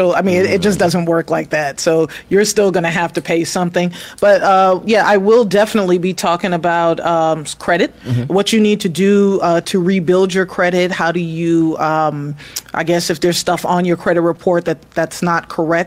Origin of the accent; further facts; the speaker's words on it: New York City, New York, United States; also born or lived in Queens, New York; now in Atlanta, United States; I grew up in New York City. I lived in the Bronx for the first 10 years of my life